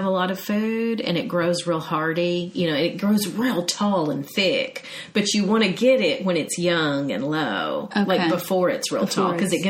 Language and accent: English; Brentwood, Tennessee, United States; I remember growing up in Brentwood, Tennessee.